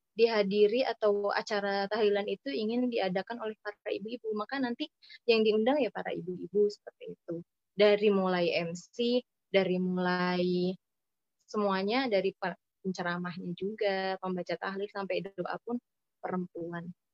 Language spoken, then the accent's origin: Indonesian; West Java, Indonesia; also born or lived in Cakung, Jakarta; now in Jakarta, Indonesia; saya di Jawa Barat di tempat saya itu